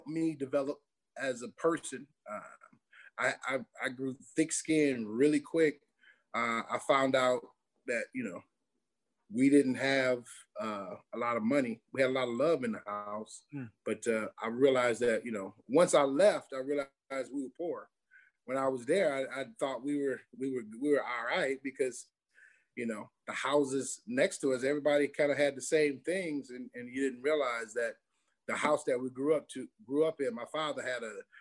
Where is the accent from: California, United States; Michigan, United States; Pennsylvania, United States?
Michigan, United States; Detroit; moved away as an adult; also born or lived in Notre Dame, Indiana / Pittsburgh; I am from Detroit, Michigan, the D. That's home.